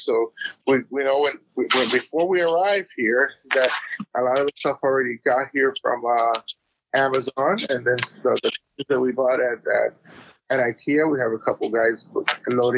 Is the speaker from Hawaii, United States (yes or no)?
no; South Florida, United States; moved away; I come from South Florida